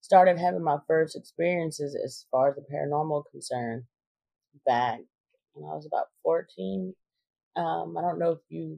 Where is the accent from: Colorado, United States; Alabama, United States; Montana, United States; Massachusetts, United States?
Alabama, United States; Limestone County; I'm from Limestone County, Alabama